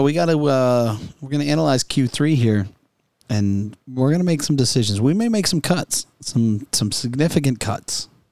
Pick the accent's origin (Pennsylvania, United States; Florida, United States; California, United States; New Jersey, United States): Florida, United States; we're from Florida